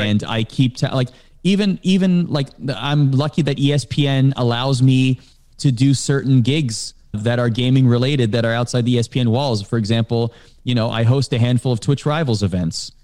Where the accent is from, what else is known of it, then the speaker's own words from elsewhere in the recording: Canada; growing up in Canada, I watched the, uh, Canadian version of Sports Center